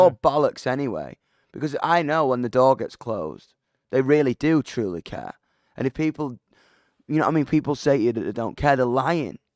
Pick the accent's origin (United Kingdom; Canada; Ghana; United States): United Kingdom; I'm a British rock musician